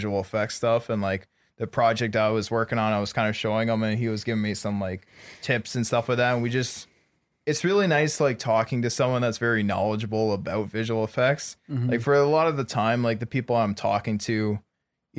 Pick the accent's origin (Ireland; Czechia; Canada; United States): Canada; moved away; I'm from Canada